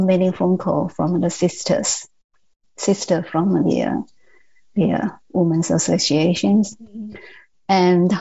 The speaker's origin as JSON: {"language": "English", "country": "Taiwan"}